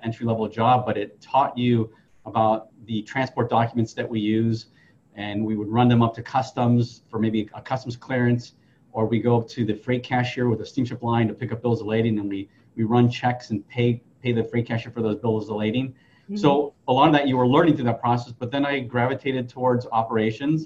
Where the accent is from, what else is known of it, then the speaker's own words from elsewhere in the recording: San Francisco, California, United States; I grew up in San Francisco in a family where education wasn't really talked about.